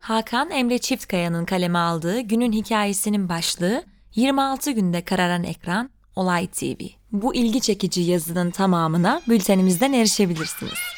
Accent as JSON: {"language": "Turkish", "region": "Ankara", "country": "Turkey", "moved": "as an adult", "lives_now": "Istanbul, Turkey", "said": "Bir Ankaralı olarak ailemi ziyarete geldim"}